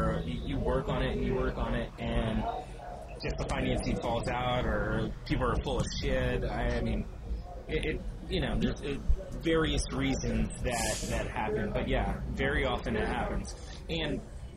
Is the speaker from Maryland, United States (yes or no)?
yes; Maryland, United States; moved away as an adult; also born or lived in Carmel, California / Virginia; born in Carmel, California, up north, but I was raised in Maryland